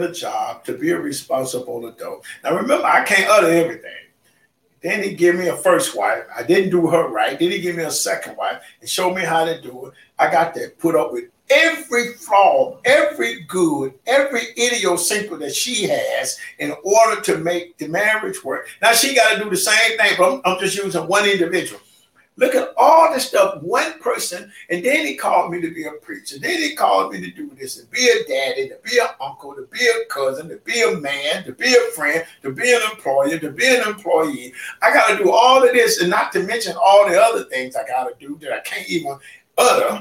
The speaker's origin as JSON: {"language": "English", "region": "Mississippi", "country": "United States", "tie": "born or raised there", "said": "I grew up in Mississippi, there was 82 counties"}